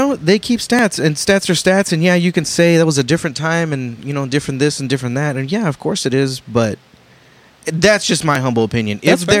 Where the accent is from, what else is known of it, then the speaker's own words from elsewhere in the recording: San Antonio, Texas, United States; I'm from San Antonio, born and raised.